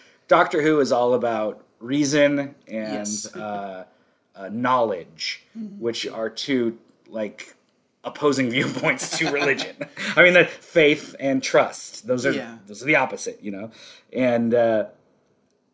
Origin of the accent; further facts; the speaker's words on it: United States; We're American.